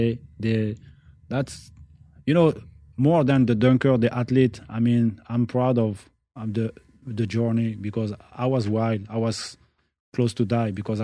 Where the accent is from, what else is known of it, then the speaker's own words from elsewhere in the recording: France; I'm born in France. Mm. No, my parents, I'm from Algeria